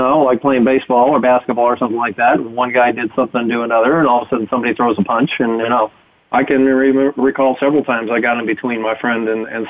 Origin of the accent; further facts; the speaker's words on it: East Coast, United States; born there; I guess you know I was born on the East Coast and whatnot. It's kind of a different culture back there.